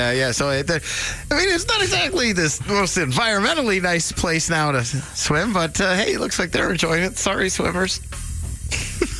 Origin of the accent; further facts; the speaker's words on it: about an hour outside of Toronto, Ontario, Canada; moved away; It's just outside of Toronto here. It's about an hour outside of Toronto. This is my hometown area